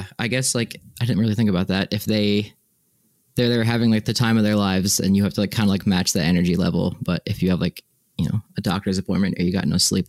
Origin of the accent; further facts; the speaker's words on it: East Coast, United States; moved away as an adult; also born or lived in Laramie, Wyoming / Knoxville, Tennessee; Cause like I'm from the East Coast, obviously, but then just went to Laramie, Wyoming for grad school.